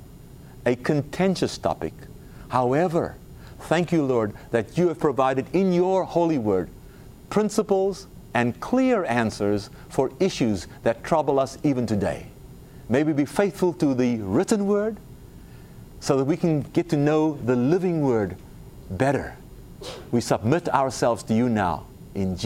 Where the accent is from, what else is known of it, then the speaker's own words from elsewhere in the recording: South Africa; moved away; South Africa, my home country.